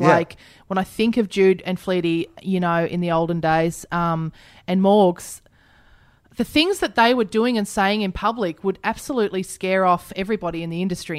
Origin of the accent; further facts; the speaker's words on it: Queensland, Australia; now in Melbourne, Australia; You know, I wanted to work in a dingy pub in Melbourne because I came from Queensland and this was rock and roll to me.